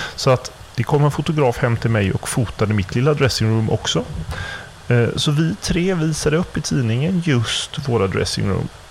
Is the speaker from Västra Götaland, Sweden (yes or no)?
yes; Gothenburg, Västra Götaland, Sweden; som göteborgare